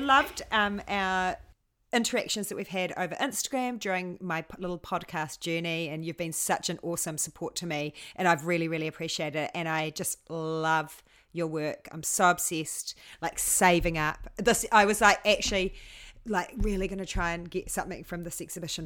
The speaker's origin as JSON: {"language": "English", "town": "Hamilton", "region": "Waikato", "country": "New Zealand", "moved": "yes", "lives_now": "Mount Maunganui, New Zealand", "said": "I'm from Hamilton, Hamilton"}